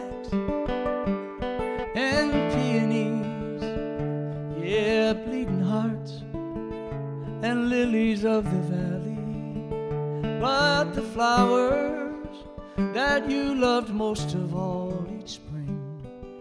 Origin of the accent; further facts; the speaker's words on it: Iowa, United States; moved away; where I grew up in Iowa